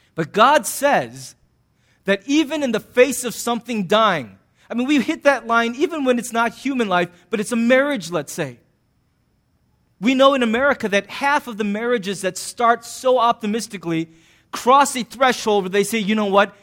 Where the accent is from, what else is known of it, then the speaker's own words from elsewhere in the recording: United States; I'm an American